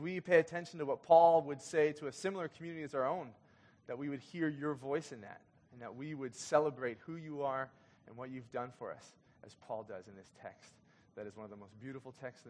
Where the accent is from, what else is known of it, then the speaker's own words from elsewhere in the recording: Kenya; moved away; When I was growing up in Kenya